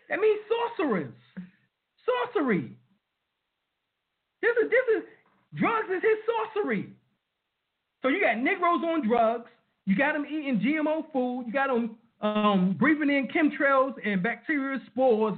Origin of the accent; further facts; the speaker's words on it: New York City, New York, United States; I was raised in Brooklyn, New York, Harlem, New York